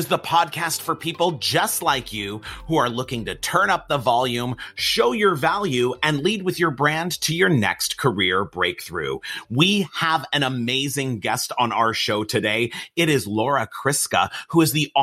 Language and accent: English; Los Angeles, California, United States; I'm from Los Angeles, California